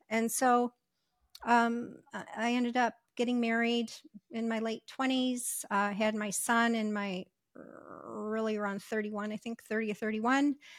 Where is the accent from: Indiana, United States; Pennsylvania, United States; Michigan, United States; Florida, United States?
Michigan, United States; moved away as an adult; also born or lived in Ohio / Las Vegas; I w, w, was raised, uh, or I grew up in Michigan